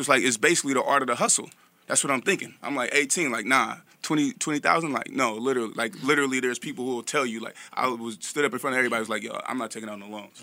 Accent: Vallejo, California, United States; I'm from Vallejo, California

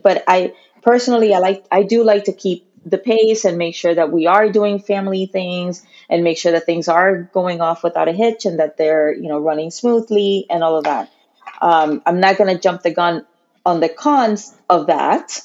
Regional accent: Puerto Rico; I consider myself Puerto Rican. I was born and raised uh, there

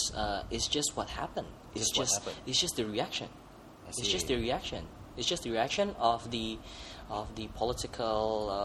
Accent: Indonesia; Indonesia being a very large country, a very big country, we don't have.

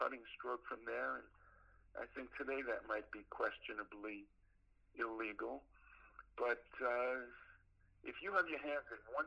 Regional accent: New York City, New York, United States; moved away; I'm from Brooklyn, New York

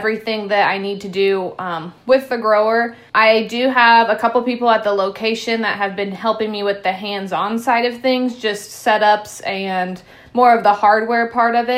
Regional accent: Southern Illinois, United States; I grew up in Southern Illinois, about an hour southeast of Effingham

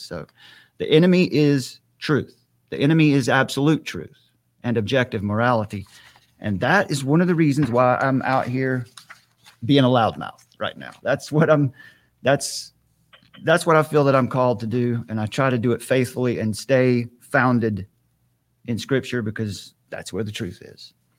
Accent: Western North Carolina, United States; I have a, a ministry here in my hometown. I'm in Western North Carolina

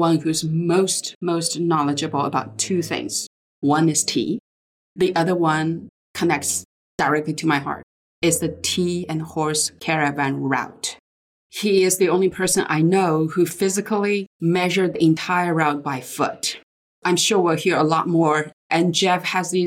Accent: Yunnan, China; I grew up in Yunnan

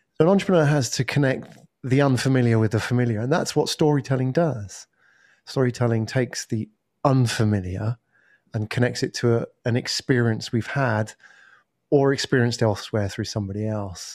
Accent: England, United Kingdom; moved away as an adult; also born or lived in Japan; now in Singapore; I am originally from England

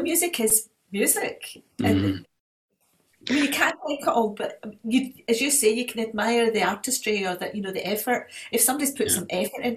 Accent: Scotland, United Kingdom; I am a Scottish patriot.

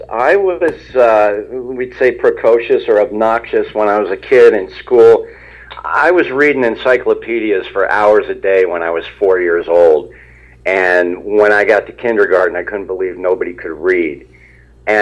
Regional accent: Ramsey, New Jersey, United States; moved away as an adult; also born or lived in West Coast / Princeton, New Jersey; I live in Princeton. I grew up in Ramsey, but I was out of there for a long time on the West Coast

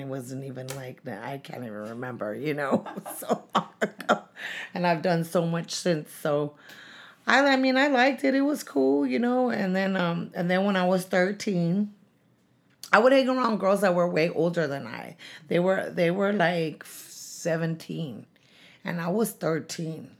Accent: San Francisco, California, United States; also born or lived in San Diego; when I was two, we moved to San Francisco to the Mission District. And, um, uh, I went to school there

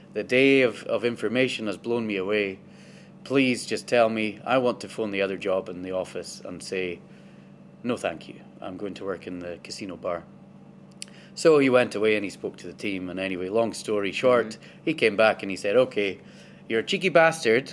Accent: Inverness, Scotland, United Kingdom; i am from Inverness originally. That's where I was born and where I grew up.

